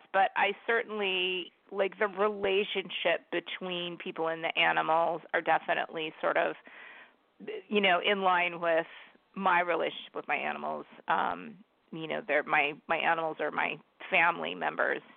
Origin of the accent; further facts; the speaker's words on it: San Diego, California, United States; also born or lived in Bogota, Colombia; now in Washington State, United States; I grew up in San Diego